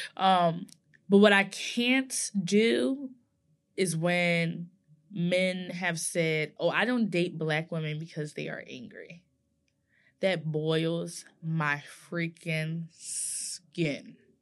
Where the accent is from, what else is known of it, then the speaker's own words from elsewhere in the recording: New Jersey, United States; I'm from Nor-, New Jersey all day